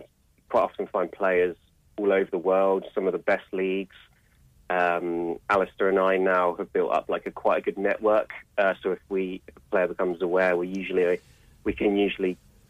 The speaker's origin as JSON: {"language": "English", "town": "Reading", "region": "South East England", "country": "United Kingdom", "moved": "yes", "lives_now": "Edinburgh, United Kingdom", "said": "I'm originally from Reading in England"}